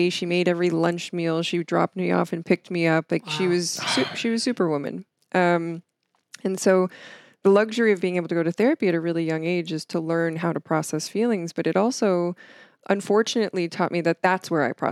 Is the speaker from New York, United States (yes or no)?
no; Stroudsburg, Pennsylvania, United States; Stroudsburg, Pennsylvania.